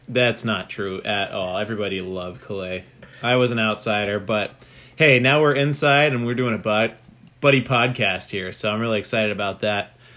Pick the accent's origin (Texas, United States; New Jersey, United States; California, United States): California, United States; Poway; I grew up in Poway, California